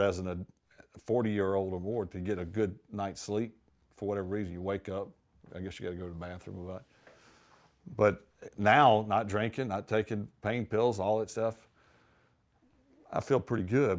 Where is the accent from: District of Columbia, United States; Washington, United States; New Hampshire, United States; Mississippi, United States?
Mississippi, United States; growing up in Mississippi